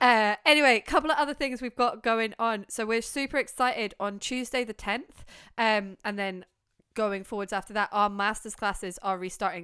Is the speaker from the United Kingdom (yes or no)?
yes; United Kingdom; we're quite British